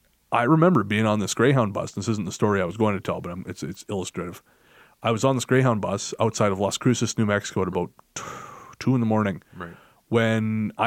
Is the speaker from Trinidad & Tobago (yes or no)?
no; Canada; I'm from Canada.